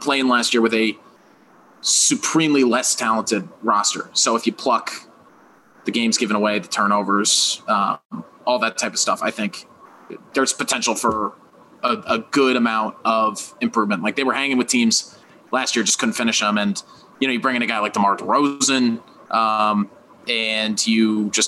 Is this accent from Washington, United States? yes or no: no; Branford, Connecticut, United States; I'm from Connecticut, man. I'm from a suburb called Brantford, just outside of New Haven